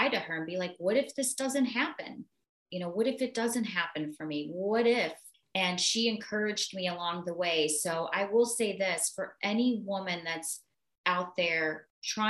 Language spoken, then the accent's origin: English; Arkansas, United States; moved away; I grew up in Arkansas